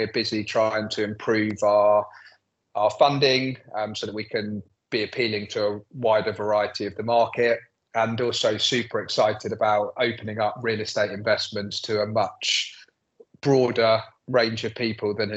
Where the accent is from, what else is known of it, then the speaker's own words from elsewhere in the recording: London, United Kingdom; I'm born and bred in London, I'm very proud of it, love London